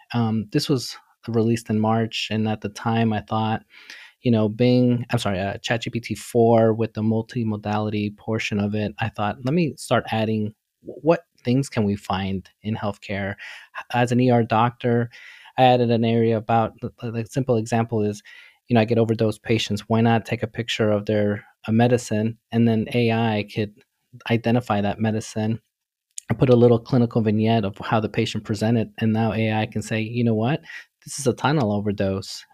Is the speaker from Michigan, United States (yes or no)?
no; New York City, New York, United States; I grew up in New York City, really humble beginning, literally with nothing.